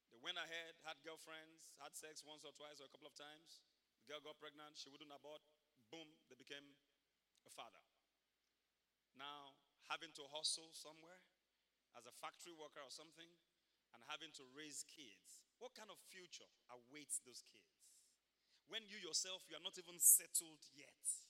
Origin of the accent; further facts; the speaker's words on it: Ibadan, Oyo, Nigeria; moved away; I grew up in Mokola, Mokola, Mokola